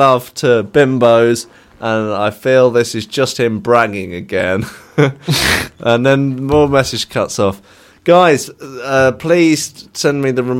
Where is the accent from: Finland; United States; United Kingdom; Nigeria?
United Kingdom; Leicester, East Midlands; I'm from Leicester.